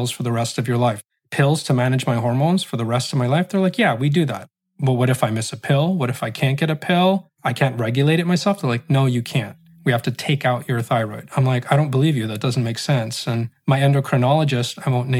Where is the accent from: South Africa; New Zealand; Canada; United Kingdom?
Canada; I was Muslim, Roman Catholic, Iraqi, Filipino, growing up in Canada